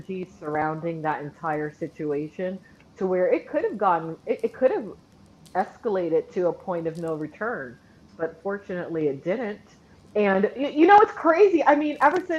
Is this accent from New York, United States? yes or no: no; Florida, United States; we are both from the Florida area